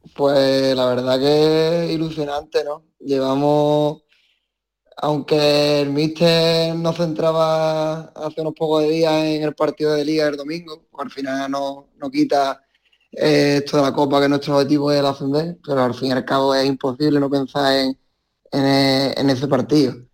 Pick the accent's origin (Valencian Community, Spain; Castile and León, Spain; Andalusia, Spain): Andalusia, Spain; Conil de la Frontera; now in Lugo, Spain; yo me crié en la escuela de Conil desde, desde pequeñito, desde los tres años más o menos